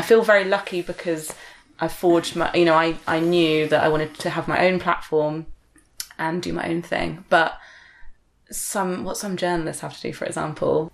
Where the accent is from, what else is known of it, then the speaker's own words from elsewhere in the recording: Exeter, South West England, United Kingdom; where I'm from, growing up